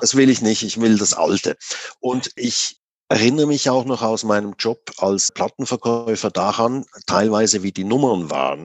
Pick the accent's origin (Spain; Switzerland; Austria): Switzerland; also born or lived in Zurich; 1980, war ich 17, da bin ich äh, nach Zürich gekommen gekommen aus der Gegend, wo ich herkomme. Also das war 25 Kilometer von Zürich weg, war aber damals noch wirklich das Land, ein Bauerndorf damals noch